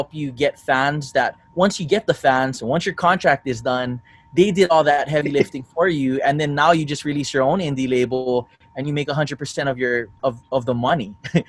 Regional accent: Philippines; I'm Filipino, which is helpful.

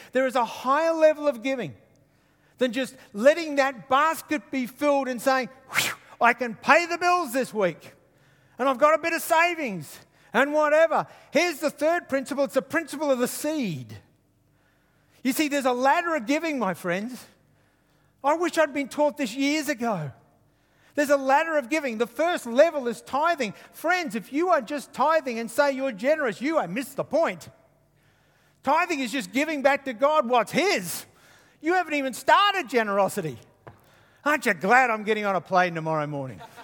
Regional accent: Queensland, Australia; I'm from Queensland

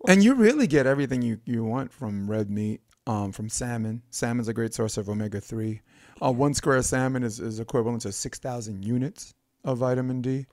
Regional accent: New York, United States; moved away; where I grew up in New York

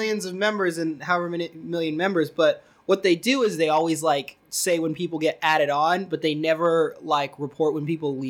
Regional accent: Salt Lake City, Utah, United States; also born or lived in Philadelphia, Pennsylvania; I was born in Philadelphia, in West Philadelphia, born and raised, as they say, but I wasn't raised there. I was adopted by some white people. And so then I grew up in Salt Lake City, Utah, where the Mormons are. And then I was Mormon for a time

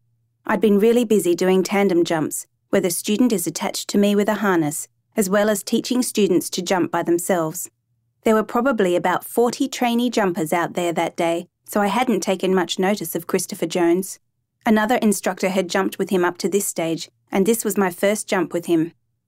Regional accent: Namibia; also born or lived in Zimbabwe; I was born in Zimbabwe and grew up in Namibia.

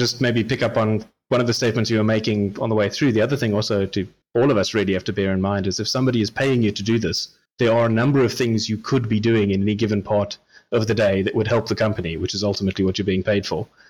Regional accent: South Africa; as a South African

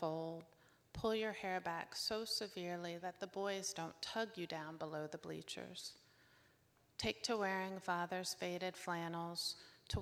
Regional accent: Northern Virginia, United States; I was born in Northern Virginia

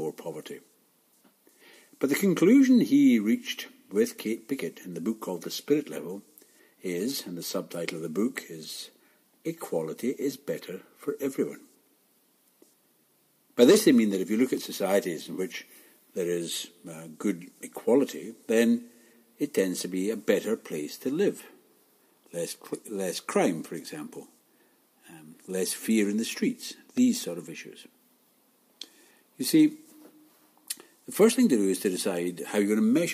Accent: Glasgow, Scotland, United Kingdom; growing up in Glasgow, a city where, for most of us, time finished next Friday

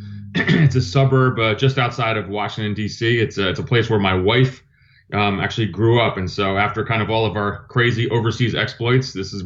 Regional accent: Athens, Attica, Greece; born there; I was born in Athens, Greece. My dad was Greek. He went to the United States on a Fulbright scholarship, met my mom so my dad's Greek Orthodox.

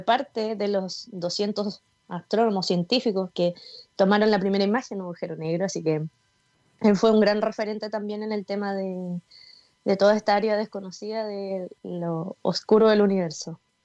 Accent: Osorno, Los Lagos, Chile; moved away as an adult; also born or lived in Concepción, Chile; now in Santiago, Chile; yo soy de Osorno, después me fui a Conce, no conocía a nadie, de Conce a Santiago

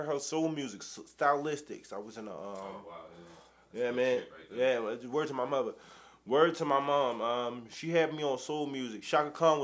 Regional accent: Randallstown, Maryland, United States; I am from Randallstown, 21133

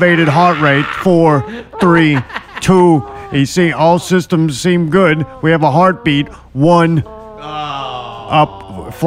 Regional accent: United States; We're from America

